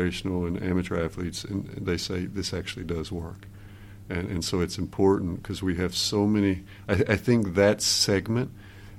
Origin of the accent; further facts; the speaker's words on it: United States; moved away as an adult; now in Norway; I'm an American by birth and training, and then I moved to Norway 23 years ago